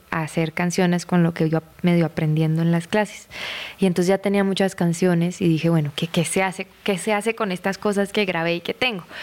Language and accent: Spanish; Bucaramanga, Santander, Colombia; De Bucaramanga, Manu.